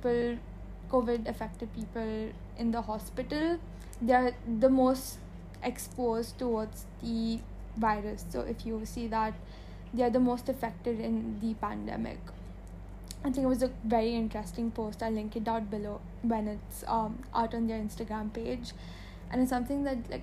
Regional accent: India; as an Indian

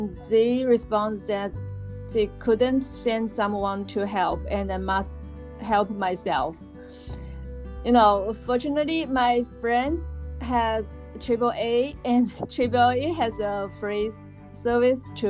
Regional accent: China; English is a second language; moved away; from China

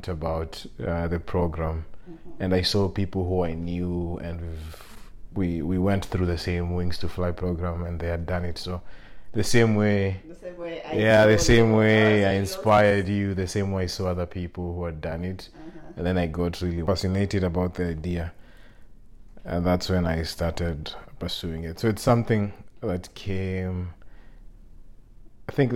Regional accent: Nairobi, Kenya; moved away as an adult; also born or lived in East Lansing, Michigan, United States; now in New York, United States; I grew up in Majengo, Gikomba, just a few, in Kenya.

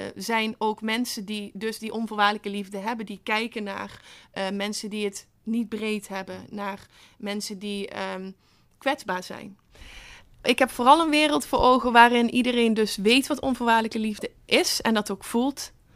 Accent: Netherlands; als Nederlander

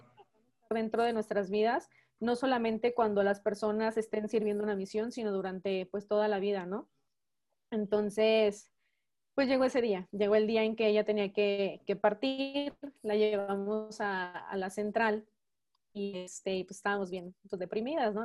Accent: Mexico; also born or lived in Phoenix, Arizona, United States / León, Guanajuato, Mexico; mis papás son mexicanos. Yo pues también soy mexicana, solamente nacida en, en Estados Unidos

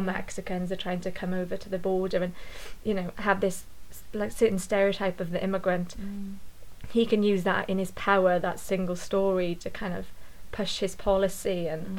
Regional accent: Ogmore Vale, Wales, United Kingdom; accent: Welsh; I grew up in kind of South Wales, Ogmore Valley

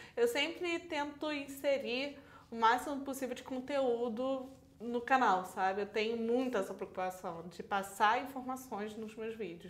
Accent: Teresópolis, Rio de Janeiro, Brazil; Eu sou de Teresópolis

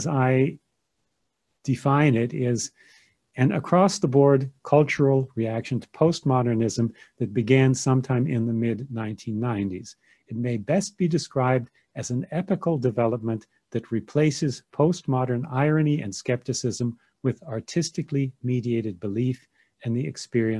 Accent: United States; moved away as an adult; also born or lived in Germany; now in Munich, Germany; I was raised in America

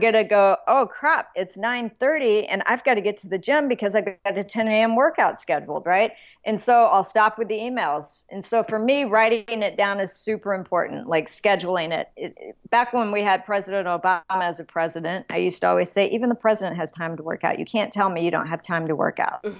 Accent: Alamogordo, New Mexico, United States; moved away; I was born in Alamogordo, New Mexico, but my family before that settled in Clayton, New Mexico

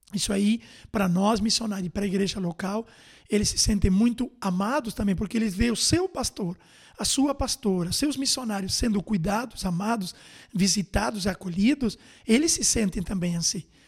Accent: Montevideo, Uruguay; moved away as an adult; also born or lived in Rivera; Nascido na cidade de Ribeira e com um ano e dois meses aproximadamente, fomos morar com meus pais na cidade de Montevidéu, capital, e ali foi então a minha infância na capital do Uruguai, até os 18 anos.

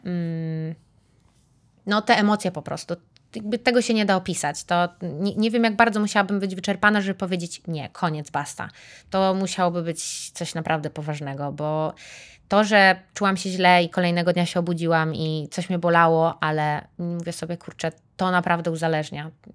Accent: Warsaw, Masovian Voivodeship, Poland; pomimo że jestem z Warszawy, mieszkam w Warszawie

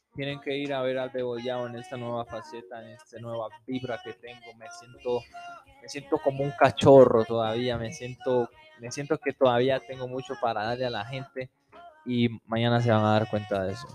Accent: Tumaco, Nariño, Colombia; moved away; also born or lived in Ecuador; nací en Tumaco

